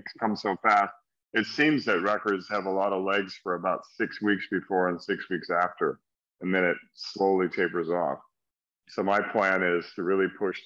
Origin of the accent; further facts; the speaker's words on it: United States; being an American